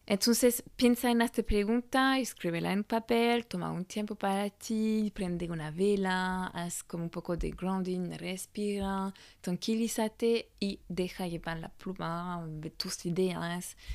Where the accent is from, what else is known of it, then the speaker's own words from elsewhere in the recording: France; Spanish is a second language; moved away as an adult; also born or lived in Australia; francesa y coach de imagen